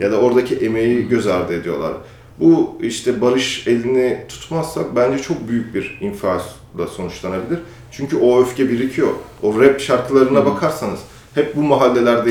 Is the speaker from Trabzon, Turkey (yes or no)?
no; Samsun, Turkey; moved away as an adult; also born or lived in Ankara; now in Istanbul, Turkey; ben Samsun'da büyüdüm